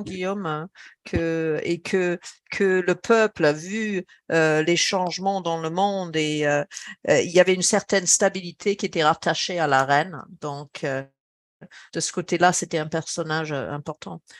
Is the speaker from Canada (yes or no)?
no; England, United Kingdom; en tant qu'anglaise, enfin, que britannique